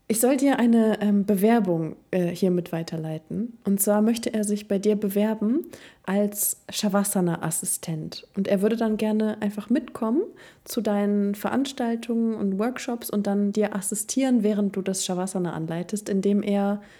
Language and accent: German; Cuxhaven, Lower Saxony, Germany; moved away; ich komme ja aus dem Norden. Aus Cuxhaven. Von der Nordsee. Von der Nordseeküste.